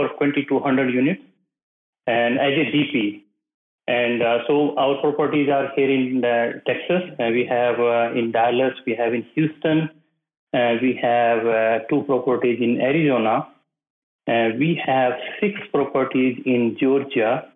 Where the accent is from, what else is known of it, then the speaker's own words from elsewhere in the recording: North India, India; moved away as an adult; I come from the North India side